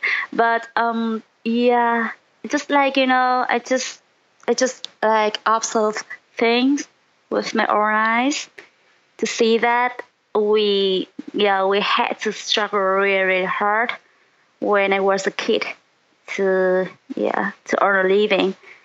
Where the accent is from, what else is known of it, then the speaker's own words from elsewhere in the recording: Ninh Binh, Vietnam; I was born in 1990, and I was born in Ninh Binh province. It's a really, really small province in the north